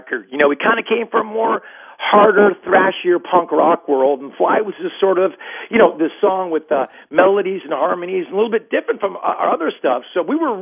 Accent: Newport Beach, California, United States; Growing up in Newport Beach, California

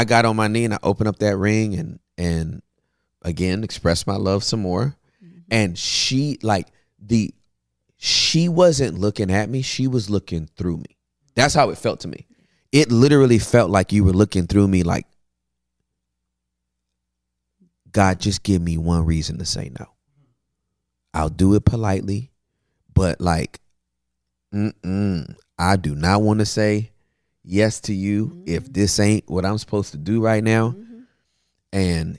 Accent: California, United States; I'm from Cali, man.

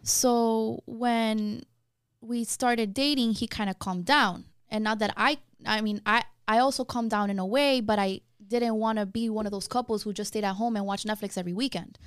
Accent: Miami, Florida, United States; I was born and raised in Miami

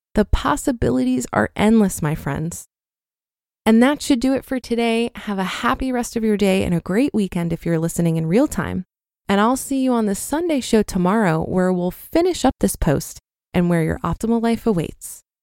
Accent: Poland; moved away as an adult; now in United Kingdom; I grew up in Poland

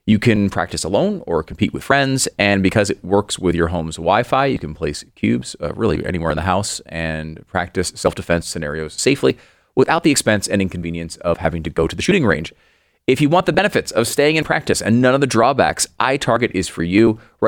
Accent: Northeast, United States; I understand that it's different culture than when I grew up in the East Coast, the Northeast.

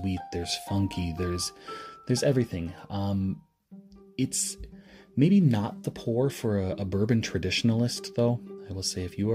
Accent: Michigan, United States; moving to my home state of Michigan

